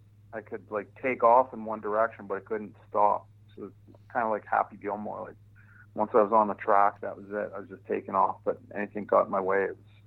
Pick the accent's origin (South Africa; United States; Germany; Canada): Canada; Hamilton, Ontario; also born or lived in Ottawa; I was born in Ottawa, but then my parents moved to Hamilton, Ontario, which is a steel town. It's kind of like your Pittsburgh. So it's a steel town of Canada. And consequently a pretty tough town, like real blue collar town.